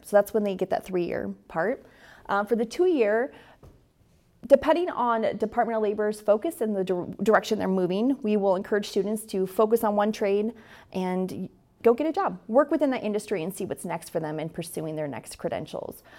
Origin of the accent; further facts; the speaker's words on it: Astoria, Oregon, United States; I am born and raised in Astoria